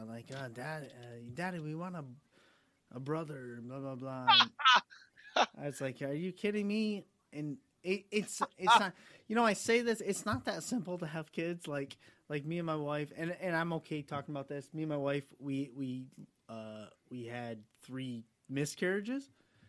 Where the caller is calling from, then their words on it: Albany, New York, United States; I'm in New York. I'm in upstate New York, about Albany area.